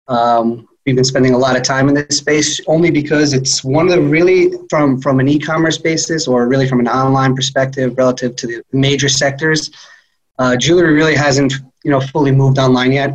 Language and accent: English; New York City, New York, United States; I'm originally from Queens, New York